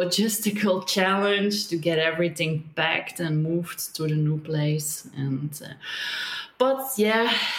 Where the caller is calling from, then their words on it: Belgium; I'm calling in from Belgium, which is a very populated and very little forested place in the middle of Europe somewhere.